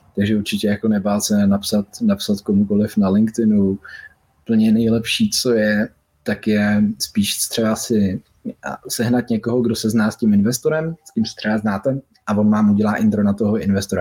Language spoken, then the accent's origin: Czech; Czechia; Byl jsem první Čech